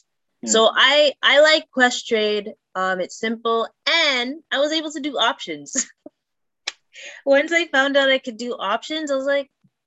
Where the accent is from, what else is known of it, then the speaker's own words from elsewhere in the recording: Canada; I'm Canadian.